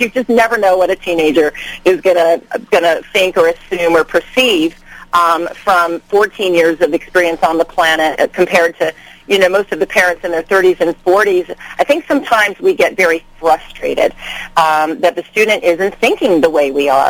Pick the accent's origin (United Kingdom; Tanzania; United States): United States; Manassas, Virginia; moved away as an adult; also born or lived in New York City; now in Los Angeles, United States; I am from the East Coast. My father was in the Navy. I grew up in Manassas, Virginia.